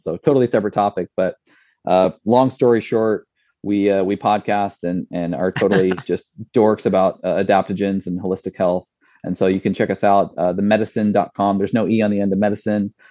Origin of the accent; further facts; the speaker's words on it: Washington, United States; my hometown is supplying the uh, the apples for this product